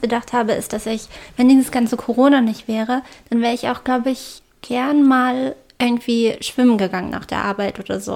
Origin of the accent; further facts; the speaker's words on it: Wolfenbüttel, Lower Saxony, Germany; als ich klein war, gab es bei uns in Wolfenbüttel